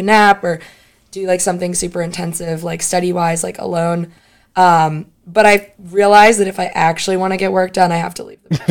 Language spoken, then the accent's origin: English; South Florida, United States; moved away as an adult; I'm from South Florida